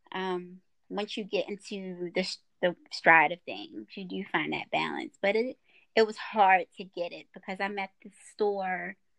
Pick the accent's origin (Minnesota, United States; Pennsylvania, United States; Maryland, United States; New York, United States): Maryland, United States; Baltimore; moved away as an adult; now in Lexington Park, United States; me being from Baltimore, it's uh beauty supply stores everywhere